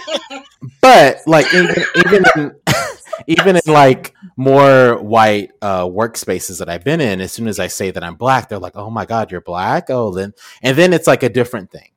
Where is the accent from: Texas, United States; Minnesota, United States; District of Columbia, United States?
Texas, United States; being Texan